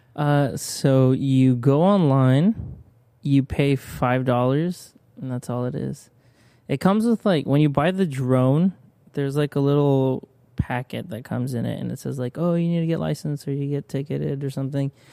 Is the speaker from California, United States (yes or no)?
yes; San Bernardino, California, United States; first language Spanish; English is a second language; also born or lived in Corona, California / Mexico (parents); where I grew up was actually in San Bernardino